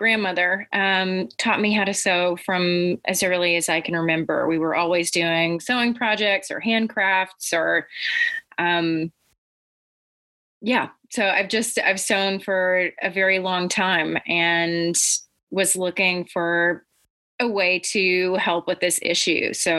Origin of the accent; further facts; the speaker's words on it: Arkansas, United States; also born or lived in Egypt / Vermont; So I grew up in Arkansas, Egypt, and Vermont. I still have family in all of those homes.